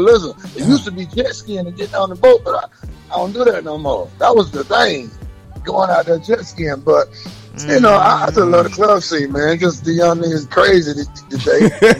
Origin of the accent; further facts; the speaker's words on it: Miami, Florida, United States; also born or lived in Atlanta; now in Tampa, United States; I'm in the Bay, you know, I got to get the Bucks they play. But when I was in the A, I had to get the Falcons they play. But I'm Miami.